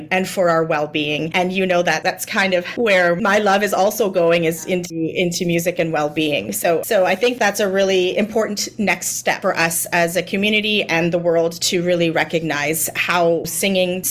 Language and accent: English; Niagara-on-the-Lake, Ontario, Canada; I grew up in Niagara-on-the-Lake, which is, you know, in Southern Ontario